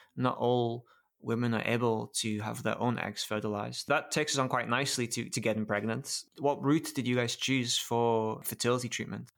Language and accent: English; United Kingdom; being British